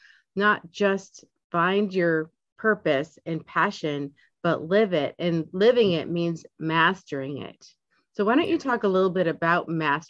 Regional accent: Midwest, United States; being from the Midwest

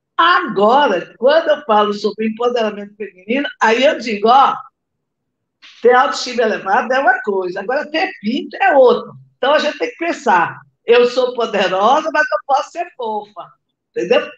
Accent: Rio de Janeiro, Brazil; now in Natal, Brazil; eu moro em Natal, mas sou carioca, gente. Nasci aí no Rio de Janeiro.

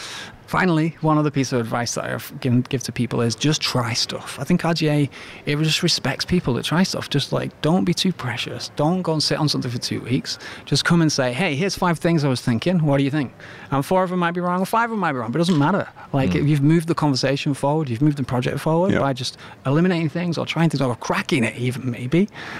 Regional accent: England, United Kingdom; let's just say England, for instance, which I love and I'm absolutely proud of being Englishman

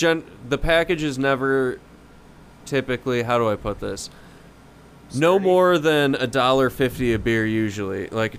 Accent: Wisconsin, United States; we're from Wisconsin.

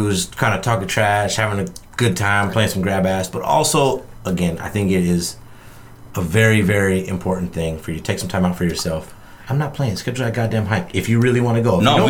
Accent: United States; I'm American.

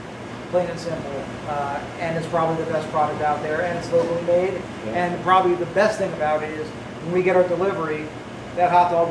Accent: New Jersey, United States; I'm from Jersey.

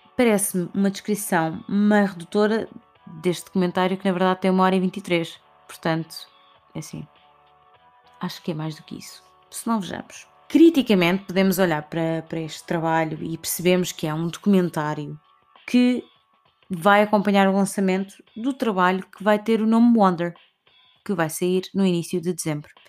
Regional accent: Portugal; como portugueses que somos, temos muito orgulho das suas raízes

